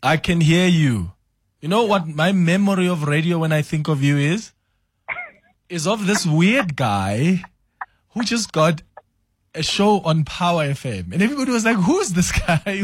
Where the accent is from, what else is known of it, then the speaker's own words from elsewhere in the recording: South Africa; moved away; I'm from Falbank. That's the village where I grew up.